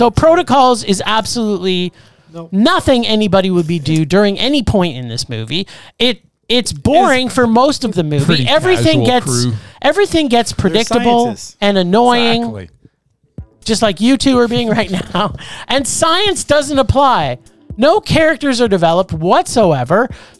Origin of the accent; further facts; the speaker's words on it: Canada; I'm Canadian